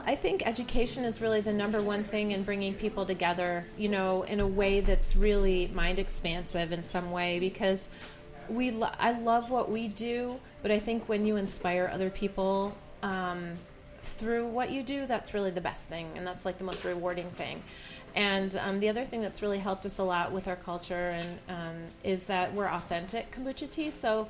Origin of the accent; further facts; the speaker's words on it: New York, United States; Oh, originally, where am I from? I'm from upstate New York.